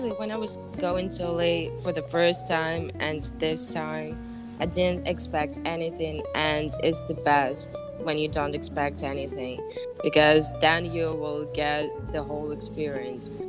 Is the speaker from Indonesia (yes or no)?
yes; Bali, Indonesia; now in Colorado, United States; I, I came from Bali. Come on, we have